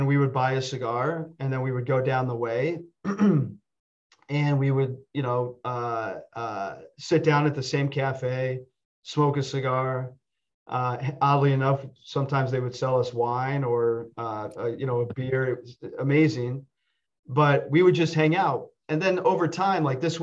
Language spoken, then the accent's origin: English; Findlay, Ohio, United States; my dad's office growing up in Findlay, Ohio, was on the second floor of a building